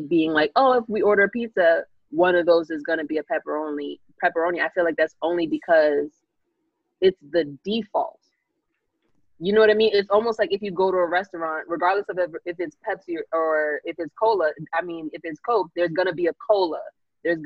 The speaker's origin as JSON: {"language": "English", "region": "New York", "country": "United States", "tie": "born or raised there", "said": "as someone born in New York"}